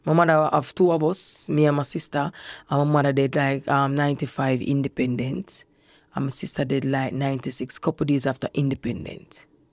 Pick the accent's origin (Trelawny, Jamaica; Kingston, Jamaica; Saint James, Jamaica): Kingston, Jamaica; I grew up in Fletcher's Land.